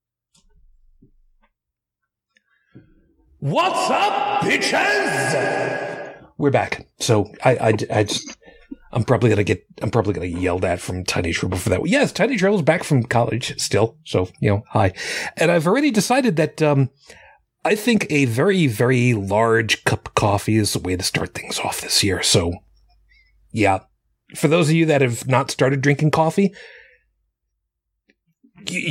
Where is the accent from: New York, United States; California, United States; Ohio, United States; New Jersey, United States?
New York, United States; Long Island; where I grew up on Long Island